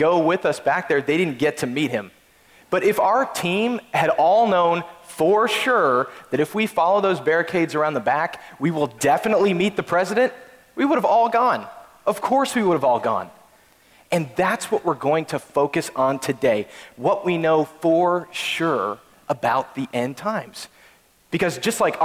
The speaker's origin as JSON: {"language": "English", "region": "Texas", "country": "United States", "said": "we're from Texas"}